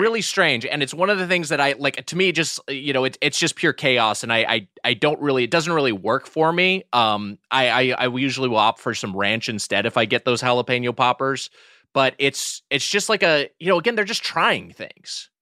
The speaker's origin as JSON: {"language": "English", "area": "Los Angeles County", "region": "California", "country": "United States", "tie": "born or raised there", "said": "me living in L A County my entire life"}